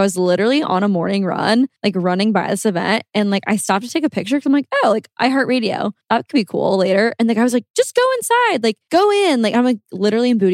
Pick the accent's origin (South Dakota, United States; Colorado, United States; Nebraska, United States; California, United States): Nebraska, United States; I grew up in Nebraska, I didn't really go to any rodeos